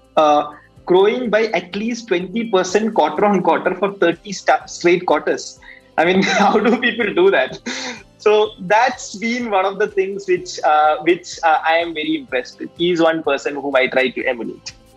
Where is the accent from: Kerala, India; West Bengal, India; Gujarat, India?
Kerala, India; Kannur; moved away; my hometown, which is Kannur.